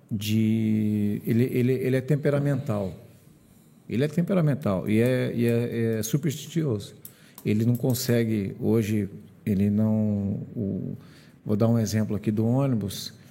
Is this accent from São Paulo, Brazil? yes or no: no; Curitiba, Paraná, Brazil; born there; also born or lived in Ipanema, Rio de Janeiro; Eu morei, eu morei 14 anos na praia de Ipanema. Nasci em Curitiba, fui para Ipanema, voltei para Curitiba para estudar e trabalhar.